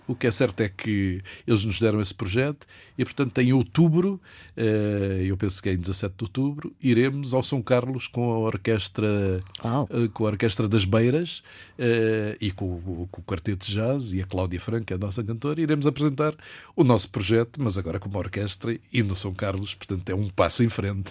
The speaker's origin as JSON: {"language": "Portuguese", "country": "Angola", "tie": "born or raised there", "moved": "as an adult", "lives_now": "Lisbon, Portugal", "said": "Onde nasci, onde o meu pai já tinha nascido, onde a minha irmã nasceu."}